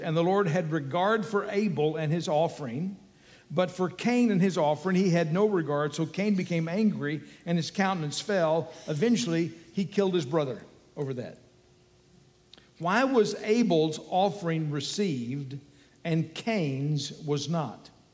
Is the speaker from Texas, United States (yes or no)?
yes; Texas, United States; I'm an American. Uh, and a, Texan too